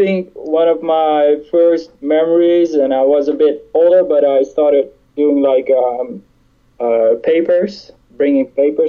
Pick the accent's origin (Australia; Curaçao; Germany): Curaçao; born there; I was born near Curaçao.